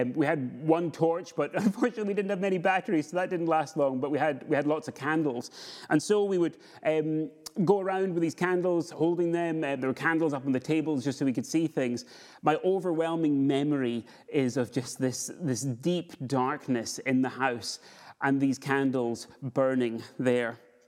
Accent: Scotland, United Kingdom; now in Edinburgh, United Kingdom; Where I grew up in the Borders, we did snow properly, and in years where we got it, we had absolutely tons of snow.

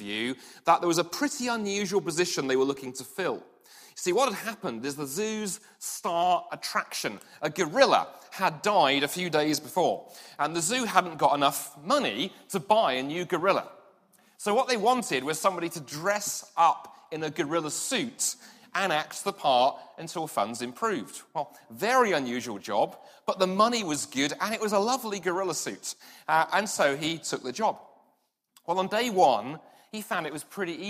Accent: London, United Kingdom; moved away; I grew up in London, and the part of London I grew up

